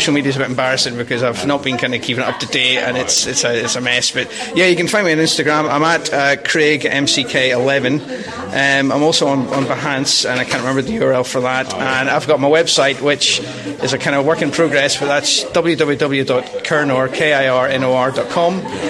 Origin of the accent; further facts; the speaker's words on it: Belfast, Northern Ireland, United Kingdom; now in Aberdeen, United Kingdom; It was where I grew up in Belfast